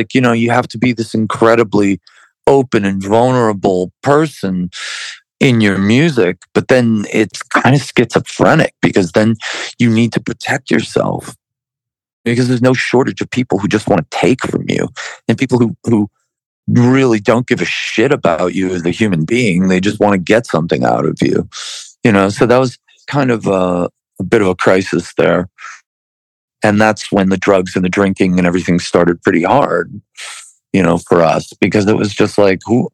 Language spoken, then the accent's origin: English; Buffalo, New York, United States; we're from Buffalo, New York